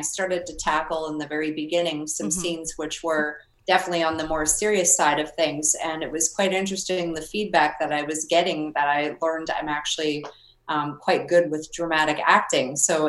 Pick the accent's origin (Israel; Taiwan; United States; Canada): Canada; because I came from Canada